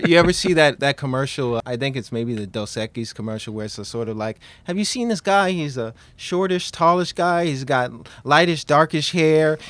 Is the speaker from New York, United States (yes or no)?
yes; New York City, New York, United States; I, I grew up in Queens, New York